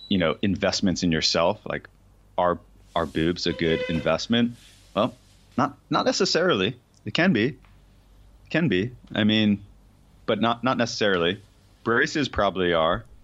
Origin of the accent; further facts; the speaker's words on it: Florida, United States; I grew up in Florida, going to all the strip joints in Florida